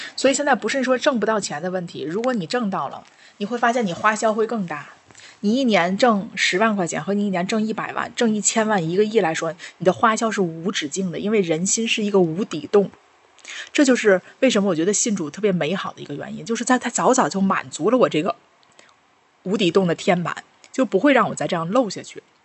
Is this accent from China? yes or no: yes; China; 我们中国人用的这些